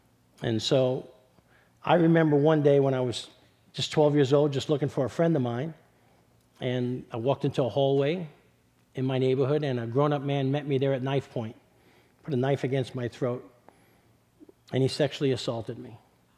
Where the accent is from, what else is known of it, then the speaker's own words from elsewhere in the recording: New York City, New York, United States; So I was born and raised in East Harlem in New York City. I'm not sure if you can tell by my accent. So I grew up in the middle of Spanish and Black Harlem